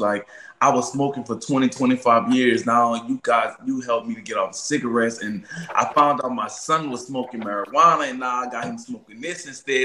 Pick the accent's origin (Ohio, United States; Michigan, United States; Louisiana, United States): Louisiana, United States; New Orleans; I'm from New Orleans